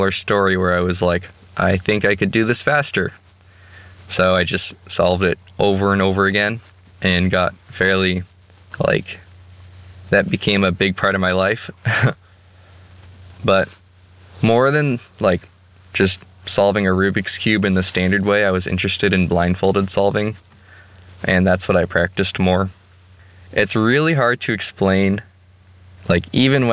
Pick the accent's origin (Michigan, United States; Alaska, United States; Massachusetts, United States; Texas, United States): Texas, United States; Austin; moved away as an adult; now in Walla Walla, United States; I grew up in Austin, which is a big city